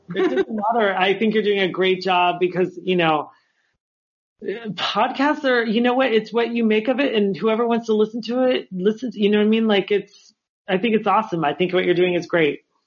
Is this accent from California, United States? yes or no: yes; Los Angeles, California, United States; I was the only person there that was from